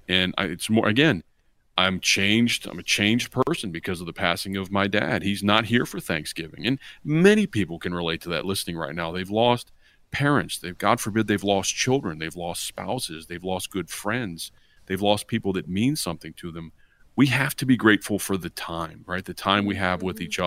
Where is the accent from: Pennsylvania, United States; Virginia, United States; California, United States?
Virginia, United States; we grew up here in Virginia